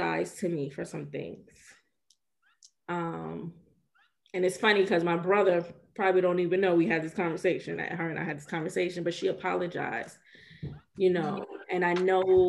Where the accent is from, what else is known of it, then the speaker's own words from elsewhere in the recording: Georgia, United States; moved away as an adult; also born or lived in New York; I grew up in Georgia. I'm back here now